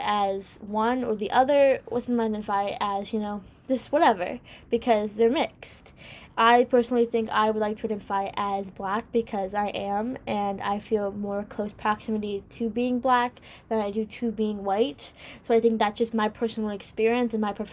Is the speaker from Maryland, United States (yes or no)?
no; New York, United States; America. I'm from here. I live here